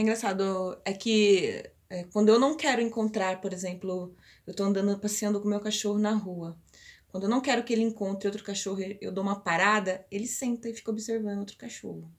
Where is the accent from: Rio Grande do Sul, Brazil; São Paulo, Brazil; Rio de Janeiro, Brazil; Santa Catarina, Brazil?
São Paulo, Brazil; Piracicaba; nós somos de Piracicaba